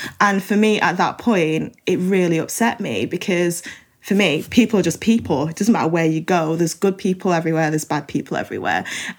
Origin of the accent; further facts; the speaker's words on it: Manchester, North West England, United Kingdom; I growing up in Manchester and having been welcomed into the community